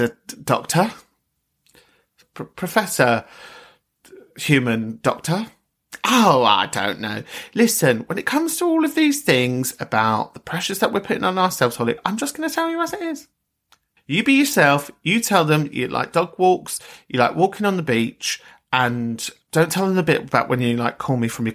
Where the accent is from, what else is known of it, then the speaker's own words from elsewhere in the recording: London, United Kingdom; I come from London